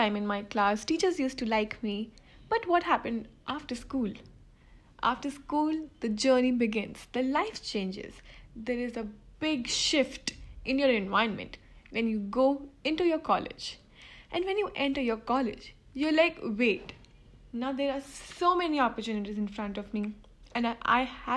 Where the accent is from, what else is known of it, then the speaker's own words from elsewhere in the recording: Delhi, India; I'm from Delhi